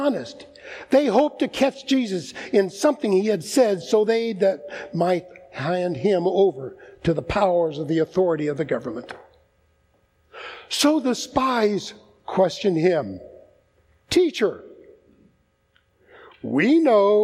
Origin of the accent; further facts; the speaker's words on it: United States; I'm an American